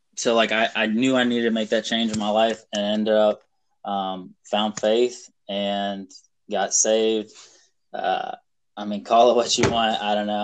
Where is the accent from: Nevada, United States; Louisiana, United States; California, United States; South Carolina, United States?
South Carolina, United States; also born or lived in Illinois; I was born in Illinois. Um, we moved to North Carolina um, when I was like six months old and lived there for five years, and then moved to South Carolina.